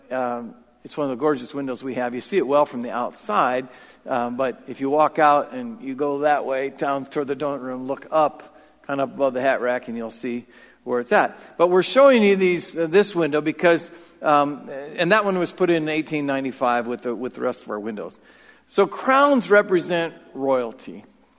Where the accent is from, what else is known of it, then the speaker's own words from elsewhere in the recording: Marion, Iowa, United States; I grew up in South Marion